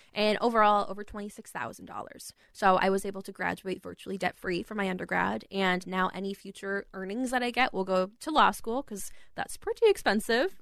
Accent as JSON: {"language": "English", "town": "Rapid City", "region": "South Dakota", "country": "United States", "tie": "born or raised there", "also_born_or_lived": "Aberdeen, South Dakota", "moved": "as an adult", "lives_now": "Minneapolis, United States", "said": "I was born in Aberdeen, South Dakota, grew up in Rapid City."}